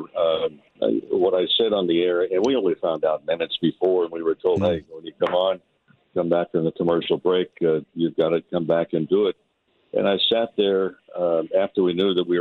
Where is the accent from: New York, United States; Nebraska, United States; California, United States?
California, United States; Santa Monica; myself growing up in Santa Monica